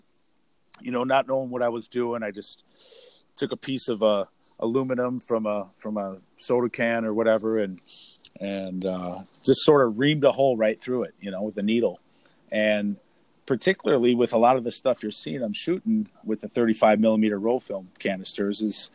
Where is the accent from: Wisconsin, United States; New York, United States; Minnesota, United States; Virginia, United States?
Wisconsin, United States; Milwaukee; I'm originally from the Milwaukee area and the surrounding